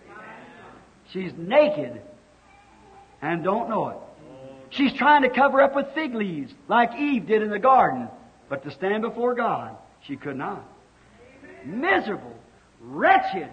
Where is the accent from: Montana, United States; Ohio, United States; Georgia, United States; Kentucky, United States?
Kentucky, United States; I was raised in Kentucky, and we lived in a little old log cabin